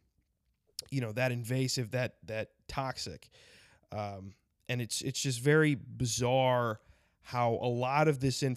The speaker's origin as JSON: {"language": "English", "region": "South Dakota", "country": "United States", "tie": "born or raised there", "said": "South Dakota because that's my home state"}